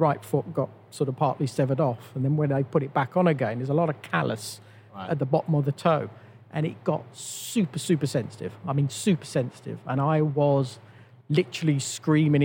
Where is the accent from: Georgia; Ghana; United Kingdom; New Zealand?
United Kingdom; all of us as British drivers